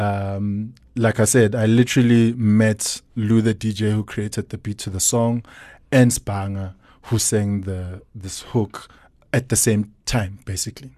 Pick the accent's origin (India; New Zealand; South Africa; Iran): South Africa; Soweto, Gauteng; I'm born in Soweto, Diep Kloof, grew up in Dobsonville. Uh, spent most of my life there.